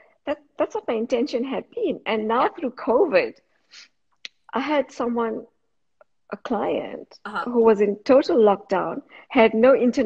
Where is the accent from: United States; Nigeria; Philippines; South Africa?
South Africa; moved away as an adult; now in Australia; I'm from South Africa originally. I was born in South Africa.